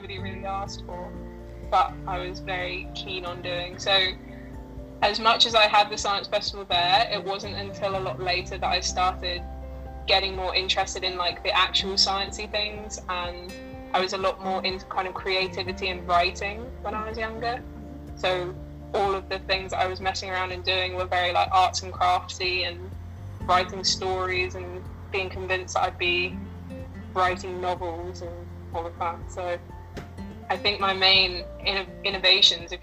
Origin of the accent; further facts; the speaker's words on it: Cambridge, East of England, United Kingdom; So I grew up in Cambridge. That's my like family home.